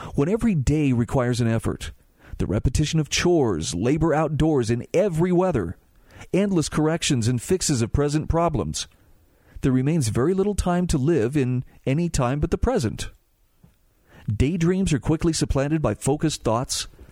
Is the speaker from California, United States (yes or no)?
no; Utah, United States; my home state of Utah